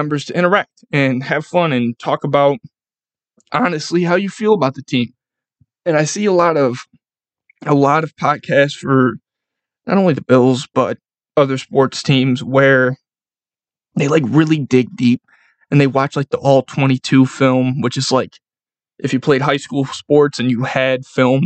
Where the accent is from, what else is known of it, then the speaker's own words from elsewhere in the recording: Buffalo, New York, United States; I'm from Buffalo